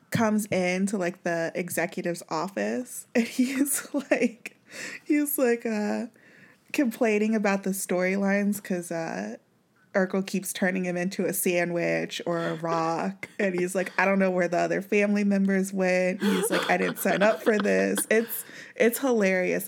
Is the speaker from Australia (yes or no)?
no; Kansas City, Missouri, United States; we grew up in Missouri